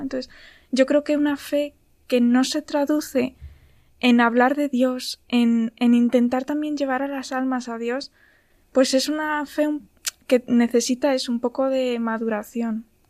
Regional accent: Ávila, Castile and León, Spain; now in Madrid, Spain; soy de, soy de Ávila, pero bueno, estoy trabajando aquí en Madrid

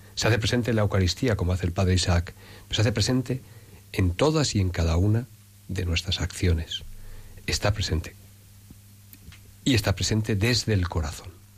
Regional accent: Salamanca, Castile and León, Spain; also born or lived in Ávila province; now in Madrid, Spain; un pueblecito pequeñito, pequeñito, de la provincia de Ávila, tierra de cantos y de santos, aunque yo me he educado más en Salamanca

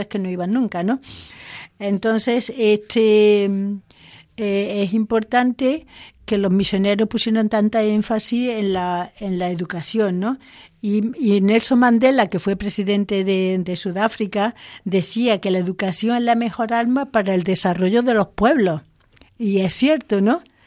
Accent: Córdoba, Andalusia, Spain; moved away as an adult; also born or lived in Zimbabwe; no soy madrileña, que soy de Córdoba

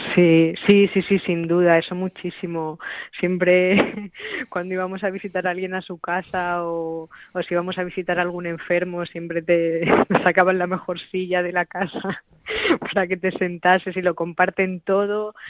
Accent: Talavera de la Reina, Castilla-La Mancha, Spain; aquí en mi pueblo, en mi casa, en Talavera

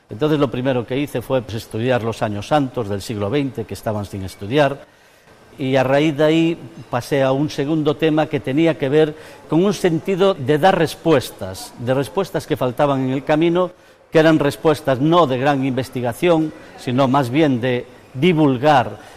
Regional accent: Sarria, Galicia, Spain; Acabo de cumplir 60 años y viene porque yo soy natural de Sarria, que es un pueblo del camino francés en Galicia, muy importante en este camino.

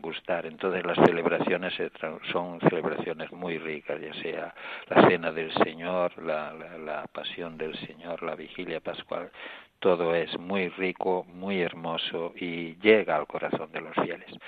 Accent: Spain; moved away as an adult; now in Tangier, Morocco; aquí en el obispado estoy yo que soy español

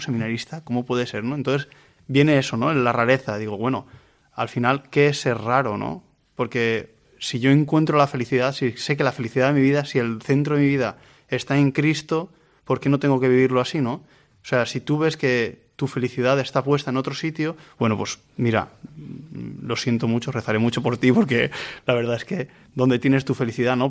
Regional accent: Vilamarxant, Valencian Community, Spain; Yo soy de Vilamarchant, de la parroquia Santa Catalina de Alejandría

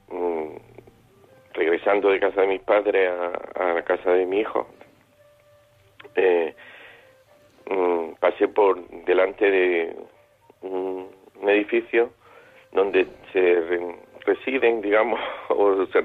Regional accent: Granada, Andalusia, Spain; moved away as an adult; now in Almería, Spain; soy de Granada, aunque vivo, resido en Almería desde hace muchos años.

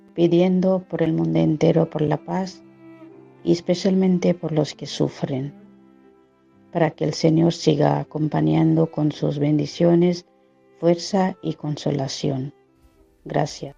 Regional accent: Odisha, India; Spanish is a second language; moved away; yo soy de Orisa

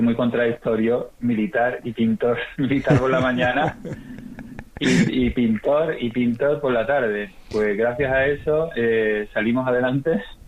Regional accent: Seville, Andalusia, Spain; also born or lived in Rota / Chile; soy sevillano, aunque nací en Rota, pero fue, fue de casualidad. Estuve, nací un mes solo.

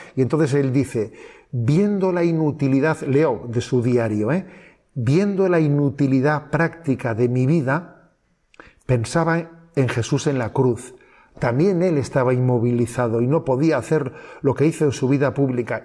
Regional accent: Spain; avanzados somos los españoles

